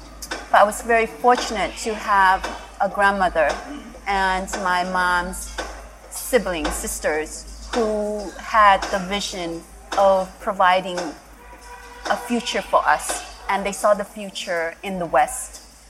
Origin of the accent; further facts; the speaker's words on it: Cambodia; born there; I was born here in Cambodia in 1971.